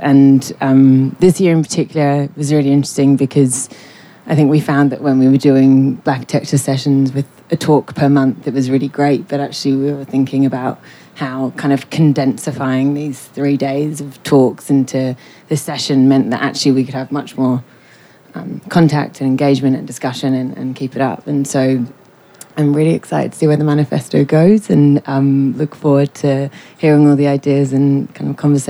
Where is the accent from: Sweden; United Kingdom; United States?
United Kingdom; London; moved away as an adult; now in Melbourne, Australia; I'm the creative director at M Pavilion. I grew up in London, also in an Irish-Polish family, and have lived here 6 years to the day nearly.